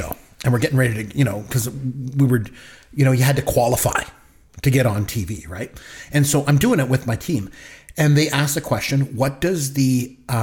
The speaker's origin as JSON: {"language": "English", "country": "Canada", "tie": "born or raised there", "said": "as a kid growing up in Canada"}